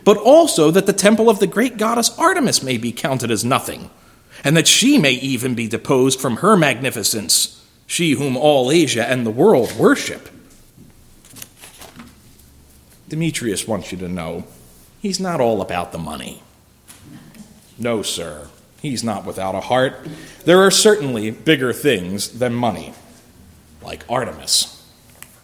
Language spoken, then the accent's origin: English; Philadelphia, Pennsylvania, United States; I'm from Philly. In my hometown, it is union dominated